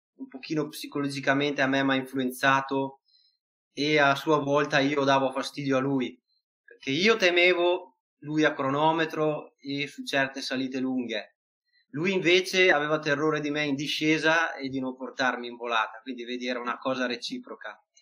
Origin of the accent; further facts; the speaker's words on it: Verona, Veneto, Italy; anche io stesso sono di Verona